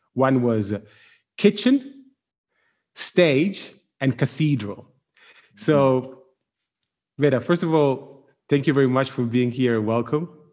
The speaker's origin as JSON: {"language": "English", "town": "Milan", "region": "Lombardy", "country": "Italy", "said": "I'm from Milan"}